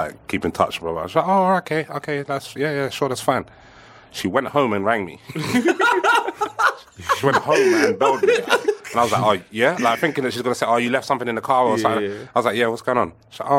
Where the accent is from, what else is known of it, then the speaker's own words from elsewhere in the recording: London, United Kingdom; I'm from East, innit?